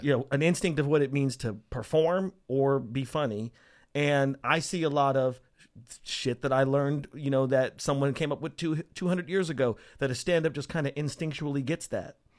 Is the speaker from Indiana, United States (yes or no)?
no; Las Vegas, Nevada, United States; also born or lived in Portales, New Mexico; I grew up in a town called Las Vegas, Nevada